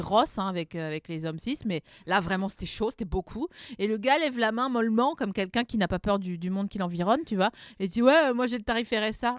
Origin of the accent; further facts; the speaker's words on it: Vosges, Grand Est, France; je viens des Vosges